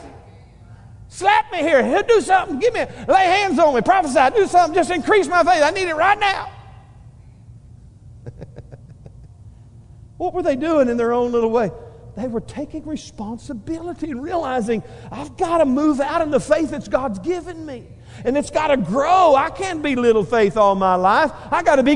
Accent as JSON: {"language": "English", "region": "Northeast Texas", "country": "United States", "moved": "yes", "said": "We came from Northeast Texas"}